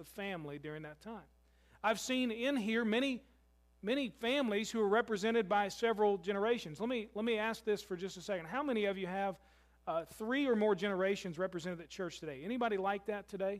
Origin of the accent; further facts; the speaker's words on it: Louisville, Kentucky, United States; moved away; my hometown of Louisville is my family